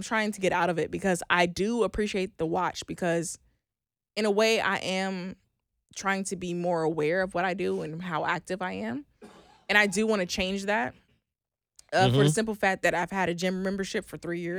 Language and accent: English; Oklahoma, United States; moved away; I'm from Oklahoma.